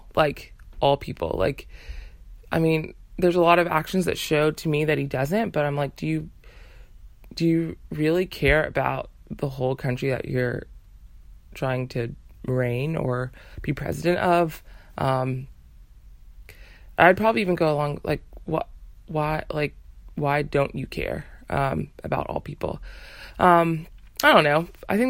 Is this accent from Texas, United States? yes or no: yes; Texas, United States; Texas is my hometown.